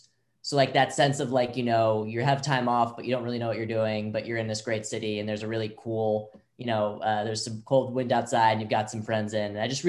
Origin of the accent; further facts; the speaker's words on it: New York, United States; now in Los Angeles, United States; So I'm from New York